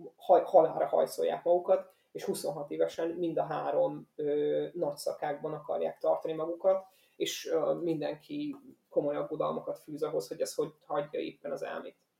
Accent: Hungary; magyar kerékpár rajongóként

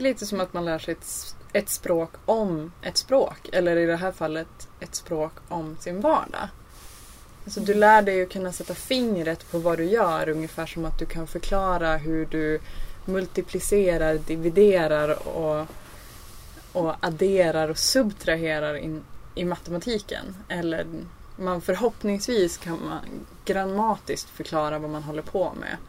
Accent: Norrbotten County, Sweden; Jag kommer från Norrbotten, norra Norrbotten, nära finska, finska gränsen

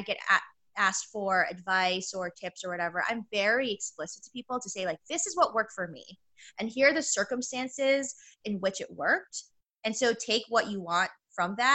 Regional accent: New York City, New York, United States; I'm from New York City.

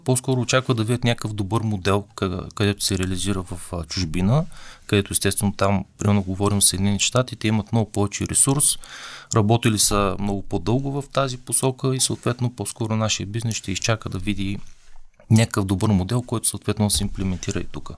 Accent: Bulgaria; аз съм българин

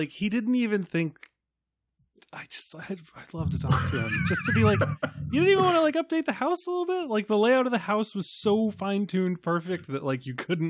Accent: Ireland; I don't know what to do with an umlaut. I'm Irish.

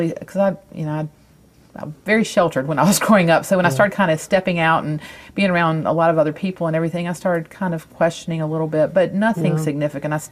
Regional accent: Raleigh, North Carolina, United States; accent: North Carolina; I was born in Raleigh.

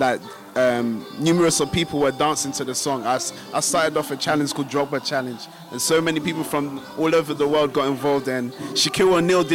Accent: Côte d’Ivoire; moved away; also born or lived in London; I'm from Ivory Coast, West Africa.

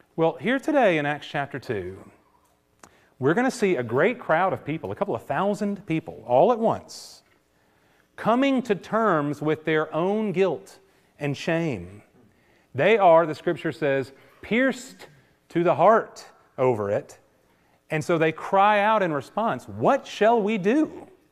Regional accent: United States; we're modern American people

